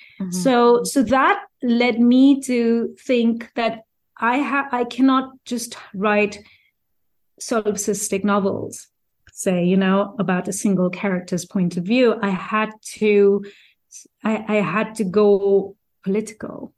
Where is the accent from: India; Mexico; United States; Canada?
India; Uttar Pradesh; also born or lived in Delhi; I'm from North India, I spent, you know, I'm from UP, and I spent all my early aughts in Delhi as a journalist